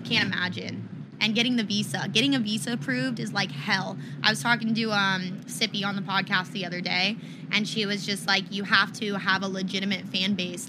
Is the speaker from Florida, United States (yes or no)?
yes; Tampa, Florida, United States; I'm from Tampa as well